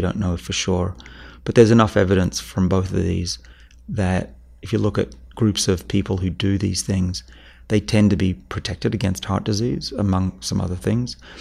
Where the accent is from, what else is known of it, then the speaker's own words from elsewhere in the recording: Australia; now in Boston, United States; I'm from Australia